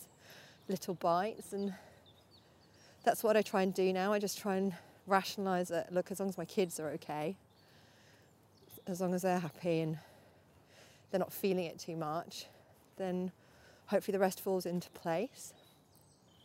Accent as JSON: {"language": "English", "area": "Norfolk", "region": "East of England", "country": "United Kingdom", "tie": "born or raised there", "moved": "yes", "said": "I grew up in Norfolk, and there's so many beautiful places around there"}